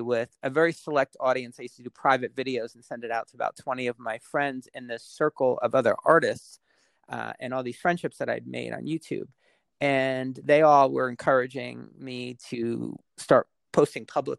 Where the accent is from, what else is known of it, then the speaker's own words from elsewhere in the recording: Westfield, New Jersey, United States; I grew up in Westfield, and we were just a train ride out of the city